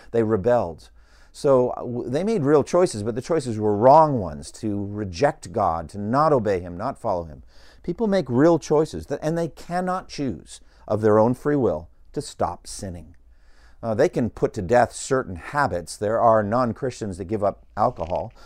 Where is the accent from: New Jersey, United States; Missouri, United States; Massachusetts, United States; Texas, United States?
Massachusetts, United States; Boston; I grew up in Boston